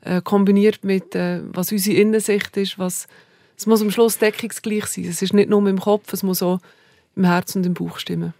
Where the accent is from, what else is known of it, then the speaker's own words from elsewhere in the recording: Saanenmöser, Bern, Switzerland; accent: Bernese German, mixed with Aargau; Also ich bin in Saanemöser aufgewachsen.